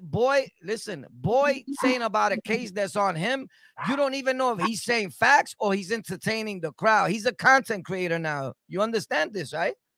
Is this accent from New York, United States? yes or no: yes; New York City, New York, United States; I'm born and raised in Sunset Park, right? Brooklyn.